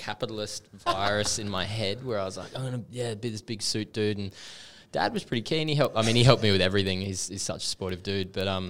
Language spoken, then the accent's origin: English; Townsville, Queensland, Australia; also born or lived in Sydney / Darwin; spent most of my life in Townsville. My girlfriend would be angry at me for saying this. But no, I was born in Sydney. We went all over the place, but mainly North Queensland and Darwin.